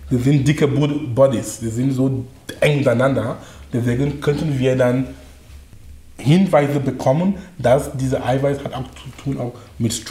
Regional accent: Cameroon; German is a second language; moved away as an adult; also born or lived in Darmstadt, Germany / Munich, Germany / Duisburg-Essen, Germany; now in Germany; ich komme aus Kamerun ursprünglich. Ich bin nach Deutschland äh, vor fast 19 Jahren gekommen. Das war wegen Studium. Das heißt, ich war 22 Jahre alt damals

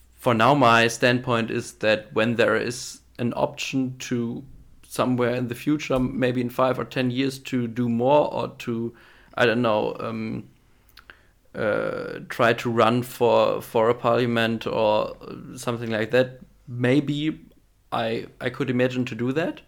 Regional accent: Wallenhorst, Lower Saxony, Germany; member of the board at the CDU in my hometown in, in Wallenhorst

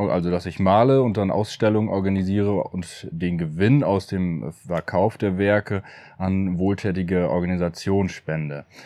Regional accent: Appeldorn, Lower Saxony, Germany; Ja, ich wohne oder ich komme aus, aus Appeldorn beim Meppen.

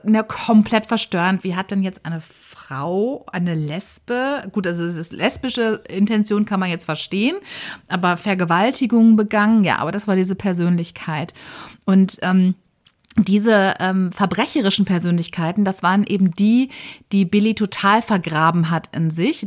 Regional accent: Germany; bei uns in Deutschland

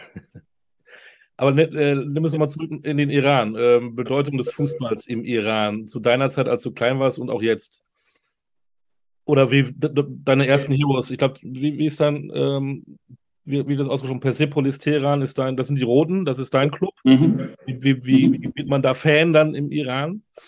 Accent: Münster, North Rhine-Westphalia, Germany; moved away; also born or lived in near Frankfurt; Münster in Westfalen

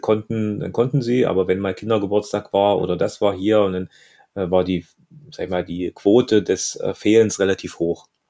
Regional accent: Germany; Bei uns in Deutschland

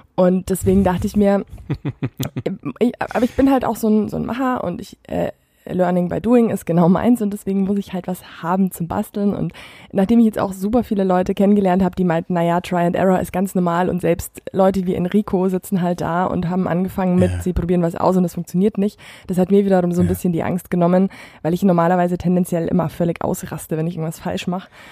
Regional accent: near Füssen, Bavaria, Germany; moved away as an adult; now in Munich, Germany; in der Nähe von Füssen ist so meine, meine Heimatregion.

